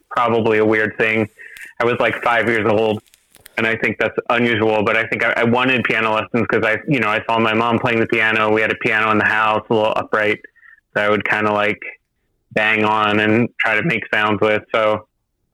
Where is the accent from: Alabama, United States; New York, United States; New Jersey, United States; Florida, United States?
New Jersey, United States; just outside Philadelphia; now in Boston, United States; I'm from New Jersey. I'm from just outside Philly originally.